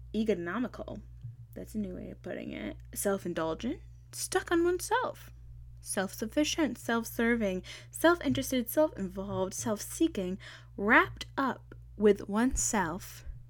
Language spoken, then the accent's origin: English; East Coast, United States; I'm from the East Coast